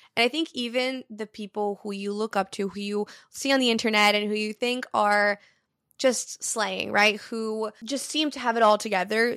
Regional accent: Brazil; moved away; I'm fluent in three different languages because I grew up in Brazil.

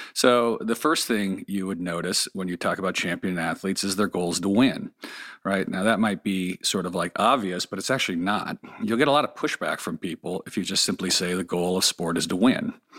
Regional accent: Los Angeles, California, United States; I grew up here in Pacific Palisades, just sort of south of where we are in Malibu

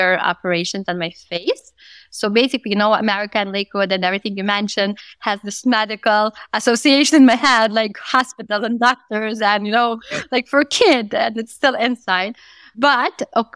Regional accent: Moscow, Russia; I grew up in Moscow.

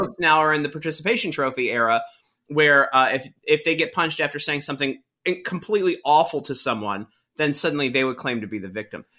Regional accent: Baltimore, Maryland, United States; I grew up in Baltimore

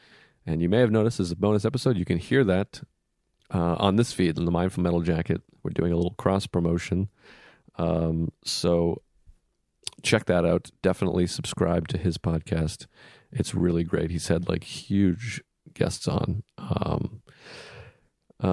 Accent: Massachusetts, United States; He's from Long Island. I'm from Massachusetts, of course.

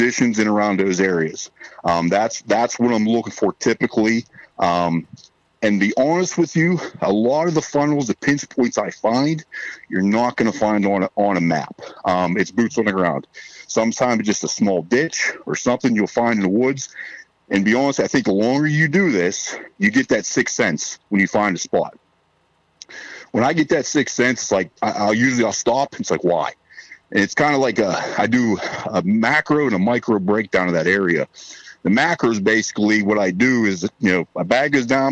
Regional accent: Southwest Pennsylvania, United States; I'm from Southwest Pennsylvania, born and raised here.

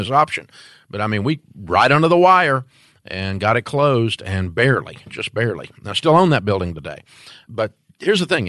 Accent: Antioch, Tennessee, United States; I'm from Antioch, Tennessee

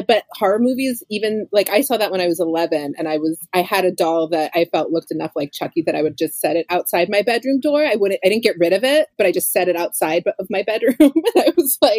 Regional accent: Sarasota, Florida, United States; moved away; also born or lived in Los Angeles; I mean, I'm from Sarasota, which is like right by Myakka

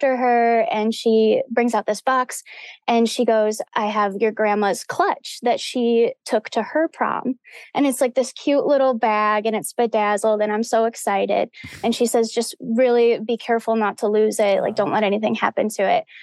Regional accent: Livonia, Michigan, United States; born or raised there

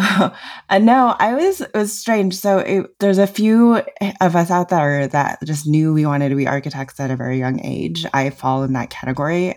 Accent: New Mexico, United States; I grew up in New Mexico

